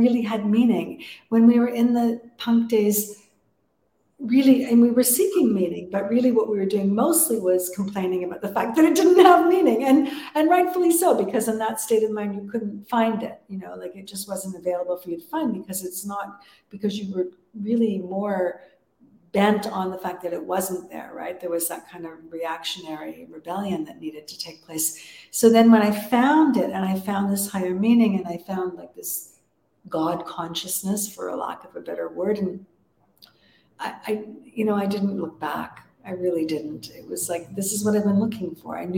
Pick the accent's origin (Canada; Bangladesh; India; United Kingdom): Canada; Toronto, Ontario; moved away; back in Canada, which was my home country in Toronto